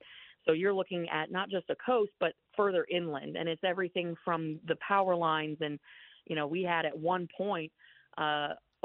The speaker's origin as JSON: {"language": "English", "country": "United States", "tie": "born or raised there", "said": "I was born in America."}